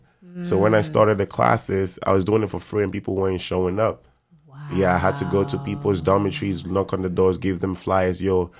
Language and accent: English; Kumasi, Ashanti, Ghana; English is a second language; moved away as an adult; now in New York, United States; I'm from Kumasi. Born and raised in Kumasi. I went to school, everything in Kumasi.